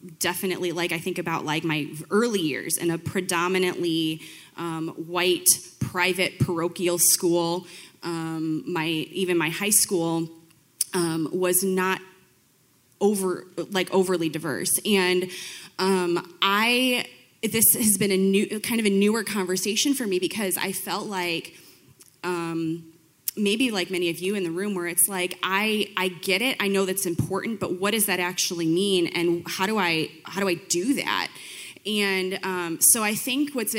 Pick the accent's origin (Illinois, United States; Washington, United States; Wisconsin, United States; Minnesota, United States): Illinois, United States; Belvidere; I've lived here my whole life. I grew up in Belvedere